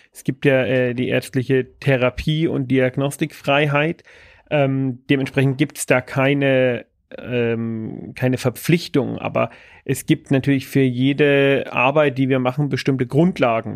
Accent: Bavaria, Germany; bei uns in Bayern

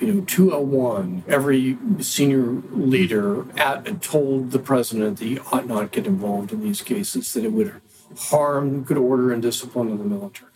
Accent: Oregon, United States; moved away as an adult; also born or lived in Arizona; my home state of Oregon

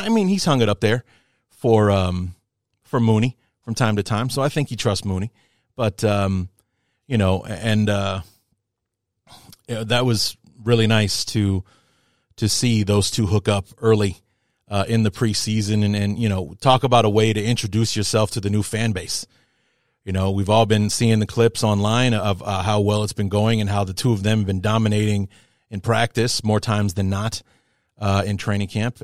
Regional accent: Indiana, United States; moved away as an adult; also born or lived in Cedar Rapids, Iowa; I decided that I wanted to come back home, be close to the family, and, uh, be back in my hometown area again. So now I'm starting off in, in, uh, Indiana at my dad's place

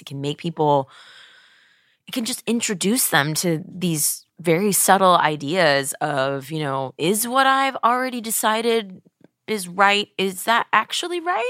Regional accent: Webster, Texas, United States; moved away; my hometown of, you know, Webster, Texas

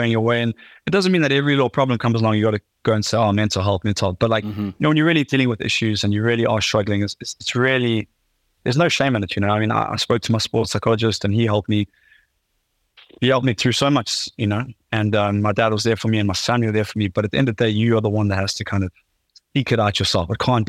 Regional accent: South Africa; especially as like a South African man, you could say, you know, we pride ourselves on being strong men

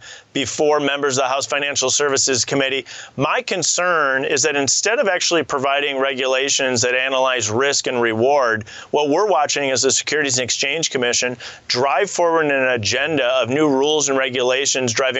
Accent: Wisconsin, United States; my home state of Wisconsin

